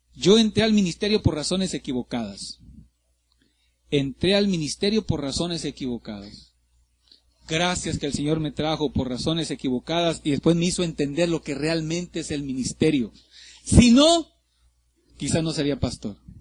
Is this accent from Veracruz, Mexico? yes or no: no; Ciudad Madero, Tamaulipas, Mexico; moved away; Yo soy de Ciudad Madero, Tamaulipas